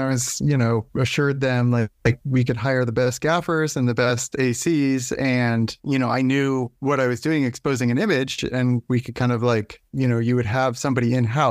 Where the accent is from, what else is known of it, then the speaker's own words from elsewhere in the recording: Nantucket, Massachusetts, United States; I grew up on Nantucket Island and there was not, filmmaking was not anything on my radar for quite a long time.